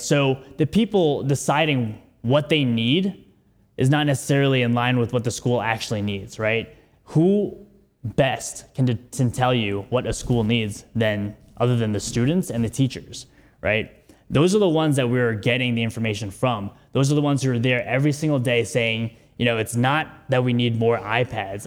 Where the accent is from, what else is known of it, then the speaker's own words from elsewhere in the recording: New York City, New York, United States; I'm from New York City, born and raised. I went to high school in the Bronx